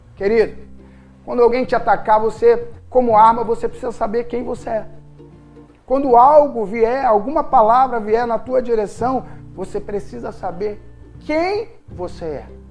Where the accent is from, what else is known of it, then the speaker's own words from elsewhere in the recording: Rio de Janeiro, Brazil; accent: Carioca chiado; esse chiado no final nosso, que somos carioca